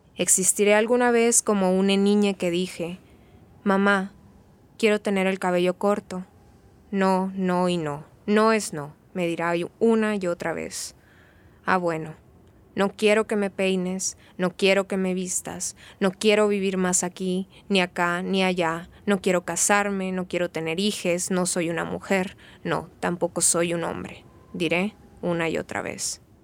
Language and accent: Spanish; Benjamín Hill, Sonora, Mexico; also born or lived in Hermosillo / Mexico City; Yo crecí en un pueblo, en Benjamin Hill, Sonora, un pueblo ferrocarrilero